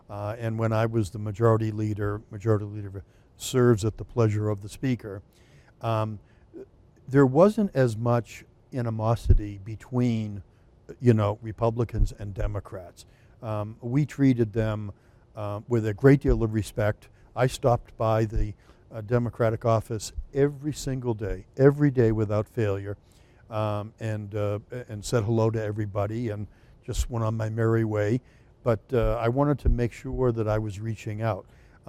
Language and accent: English; Merrimack, New Hampshire, United States; So, as you said, I'm from Merrimack, which is District 21, Hillsborough County.